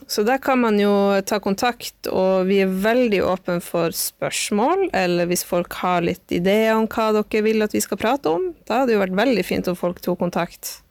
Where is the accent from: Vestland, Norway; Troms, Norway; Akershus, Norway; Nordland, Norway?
Troms, Norway; Tromsø; moved away as an adult; also born or lived in Oslo; jeg er fra Tromsø, men har bodd eh, en del i Oslo de siste fem årene